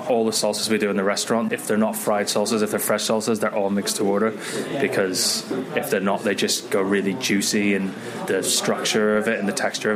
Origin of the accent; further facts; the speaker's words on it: California, United States; now in United Kingdom; I grew up in California